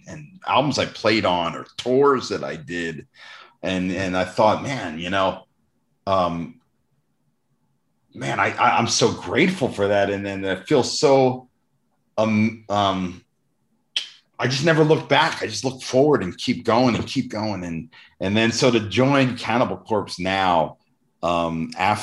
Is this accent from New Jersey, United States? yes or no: yes; New Jersey, United States; I grew up in Jersey